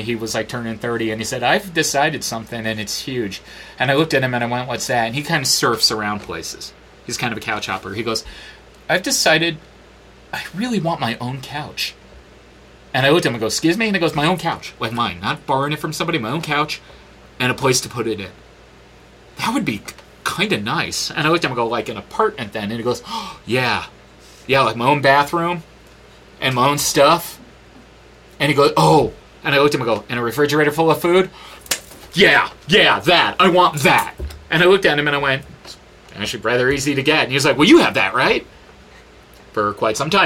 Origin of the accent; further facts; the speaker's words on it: New York, United States; moved away; I'm a New Yorker